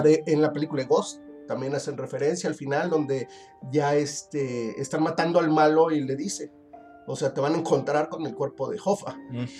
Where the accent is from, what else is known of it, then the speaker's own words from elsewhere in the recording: Mexico; para nosotros como, mexicanos